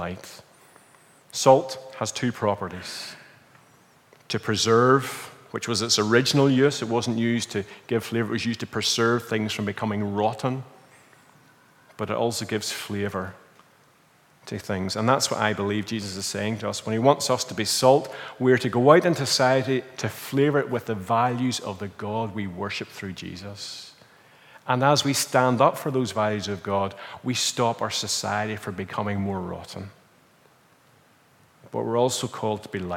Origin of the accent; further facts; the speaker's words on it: Northern Ireland, United Kingdom; moved away as an adult; now in Portugal; we're from Northern Ireland